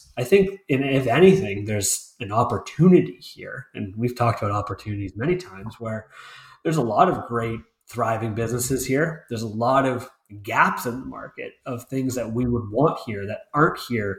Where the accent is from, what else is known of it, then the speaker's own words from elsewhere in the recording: Whitby, Ontario, Canada; I grew up in Whitby and spent most of my life still in Durham region.